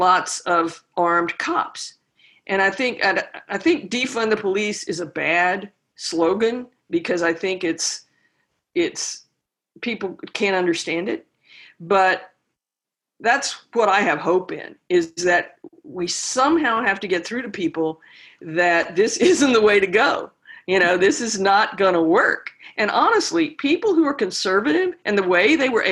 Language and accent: English; the South, United States; also born or lived in Austin, Texas; now in Louisiana, United States; I grew up in the South